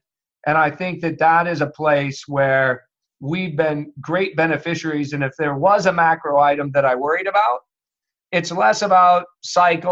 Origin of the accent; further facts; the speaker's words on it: Midwest, United States; I grew up in the Midwest